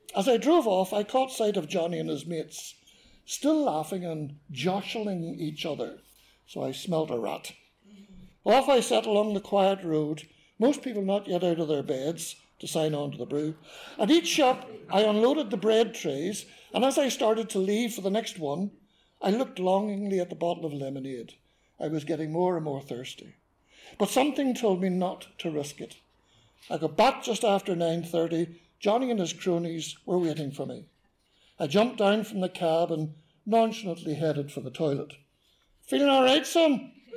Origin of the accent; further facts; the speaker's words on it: Belfast, Northern Ireland, United Kingdom; So this meant I was a South Belfast boy